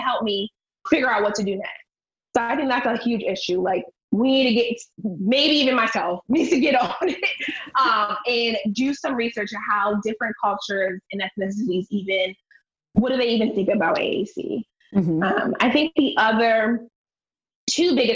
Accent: Akron, Ohio, United States; I'm from Akron

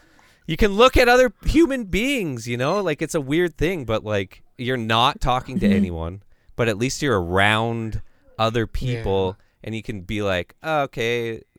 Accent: Canada; I'm Canadian, man. It's my freaking pastime, okay?

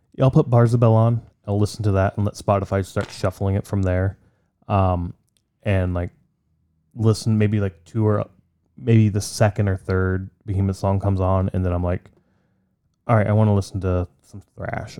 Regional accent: Poland; now in United States; I'm from Poland. I have great pride for my, where, my heritage

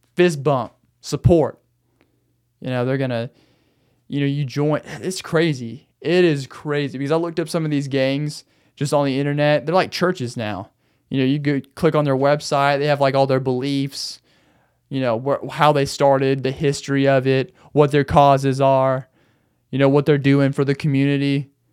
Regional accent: Arkansas, United States; moved away as an adult; also born or lived in Phoenix area, Arizona; now in Phoenix, United States; I tell 'em I'm from a small town. I tell 'em I'm from Arkansas.

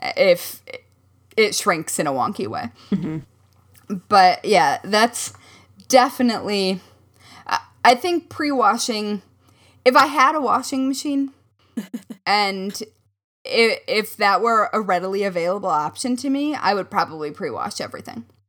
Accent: Midwest, United States; accent: Midwest; my Midwest surfaced just then

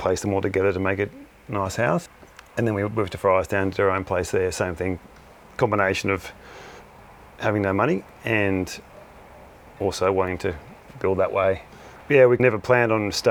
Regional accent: Eltham, Victoria, Australia; moved away as an adult; now in Castlemaine, Australia; I grew up in Greensboro, Eltham, which has got a strong earth building background

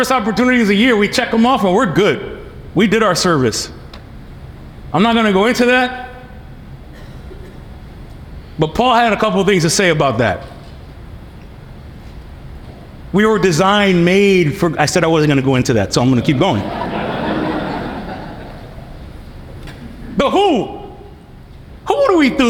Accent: New York City, New York, United States; moved away as an adult; I come from New York City.

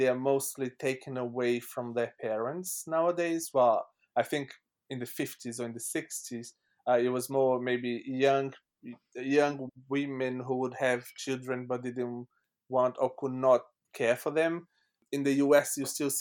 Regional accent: Brazil; English is a second language; now in London, United Kingdom; I was born in Brazil, but my family is French

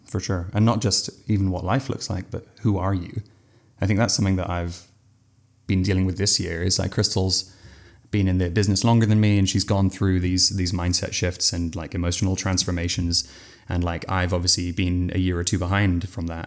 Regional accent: England, United Kingdom; From England

